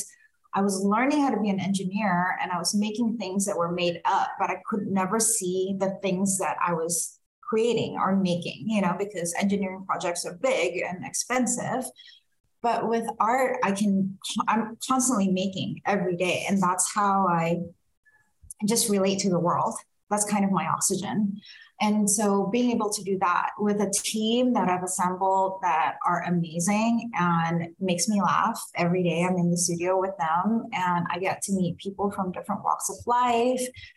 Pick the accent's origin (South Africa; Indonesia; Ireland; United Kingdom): Indonesia; also born or lived in Singapore; now in Sacramento, United States; I'm originally from Indonesia and spent some time in Singapore and then migrated to California when I went there for college.